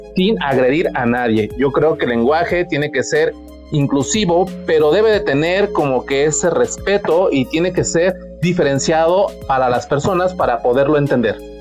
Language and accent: Spanish; Mexico; así somos los mexicanos